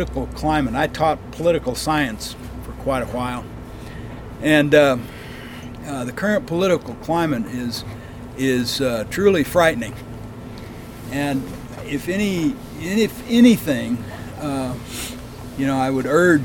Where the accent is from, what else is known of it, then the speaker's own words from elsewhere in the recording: Oklahoma, United States; when I grew up in Oklahoma